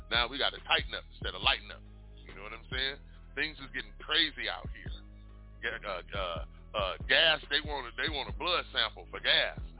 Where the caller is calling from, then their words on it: Arizona, United States; I'm calling in from Arizona.